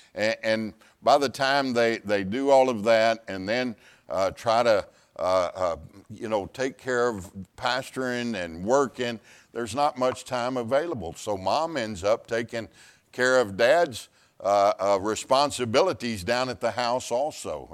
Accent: Pasadena, Texas, United States; Ten years pastoring in Pasadena, Texas, my hometown

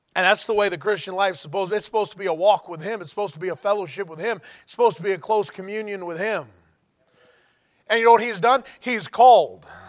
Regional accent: United States; I'm an American

